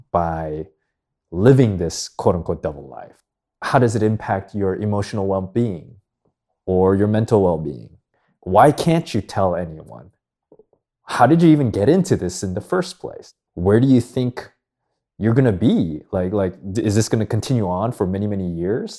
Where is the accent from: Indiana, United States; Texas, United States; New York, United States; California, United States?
California, United States; Los Angeles; born or raised there; also born or lived in Philadelphia, Pennsylvania